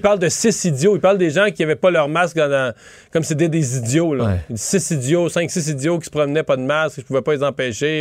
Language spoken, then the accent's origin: French; Rivière-du-Loup, Quebec, Canada; moved away; on arrivait de Rivière-du-Loup